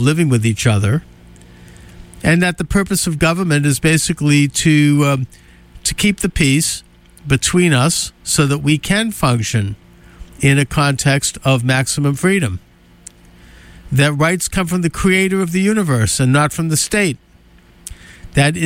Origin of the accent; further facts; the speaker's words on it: United States; as an American